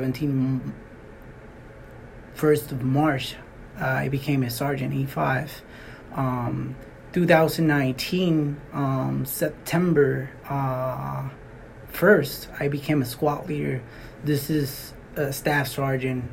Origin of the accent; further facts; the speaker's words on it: Puerto Rico; moved away as an adult; also born or lived in Alaska; now in Fort Greely, United States; I am from Puerto Rico. I was born in Puerto Rico, 23, I was in Puerto Rico